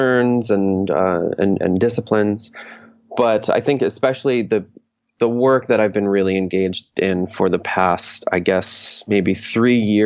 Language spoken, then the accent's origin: English; New York, United States; now in New York City, United States; I was born in New York State